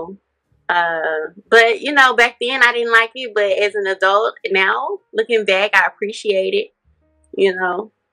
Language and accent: English; Memphis, Tennessee, United States; moved away; I'm from Memphis, Tennessee, originally